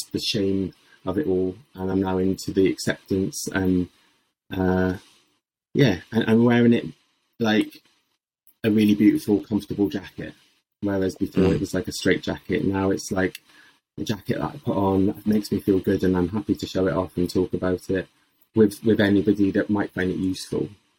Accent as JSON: {"language": "English", "town": "Swansea", "region": "Wales", "country": "United Kingdom", "said": "I'm from Swansea originally, so I know the phrase, what's the crack?"}